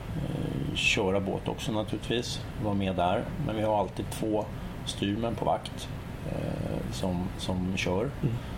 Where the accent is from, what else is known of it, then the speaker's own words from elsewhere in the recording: Stockholm, Stockholm County, Sweden; also born or lived in Kalmar; hemma i Stockholm